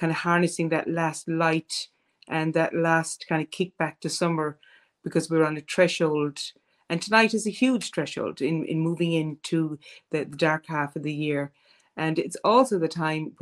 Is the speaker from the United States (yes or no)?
no; Ireland; as Irish people